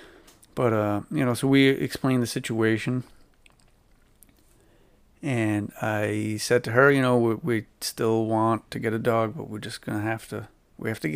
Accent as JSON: {"language": "English", "region": "New England", "country": "United States", "accent": "New England", "said": "my New England accent, New Bedford"}